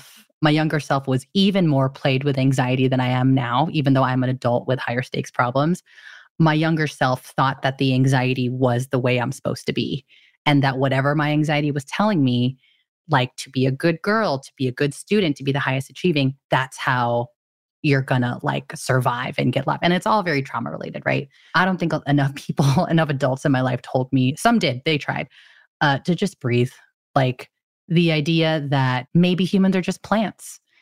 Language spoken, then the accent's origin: English; Philippines; Being Filipino, my mom had so many different superstitions around New Year's.